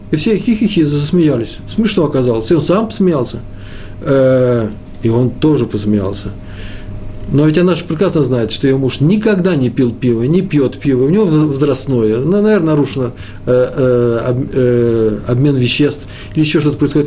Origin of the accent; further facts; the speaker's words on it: Moscow, Russia; also born or lived in Jerusalem, Israel; я москвич